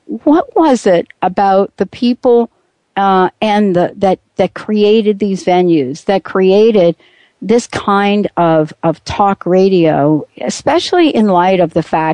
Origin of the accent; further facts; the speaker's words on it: East Coast, United States; now in Pacific Northwest, United States; I'm from the East Coast